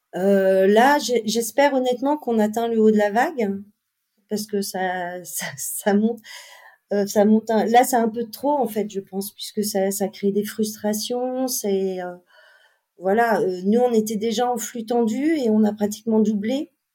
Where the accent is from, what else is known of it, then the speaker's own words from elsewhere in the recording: Les Sables-d'Olonne, Pays de la Loire, France; also born or lived in Lorient; j'étais des Sables d'Olonne